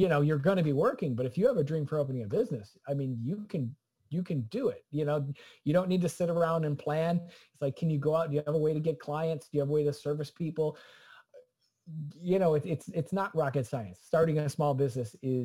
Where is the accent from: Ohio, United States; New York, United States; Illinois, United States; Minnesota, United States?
Illinois, United States; Clarendon Hills; moved away as an adult; also born or lived in Boston; I'm from Clarendon Hills, Illinois